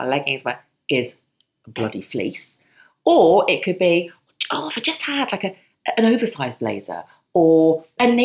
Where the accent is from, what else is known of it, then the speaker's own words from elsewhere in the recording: Spain; moved away; I was brought up in Spain and lived in Spain for so many years